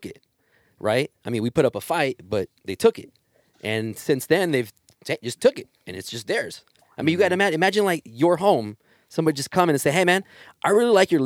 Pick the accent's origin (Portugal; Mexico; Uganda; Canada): Mexico; now in United States; I was born in Mexico, and I stand here at 38